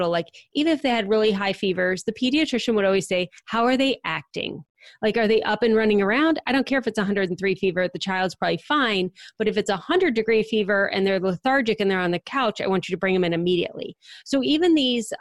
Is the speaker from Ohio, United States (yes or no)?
yes; Akron-Cleveland area, Ohio, United States; moved away as an adult; now in Cincinnati, United States; I grew up in the Akron-Cleveland area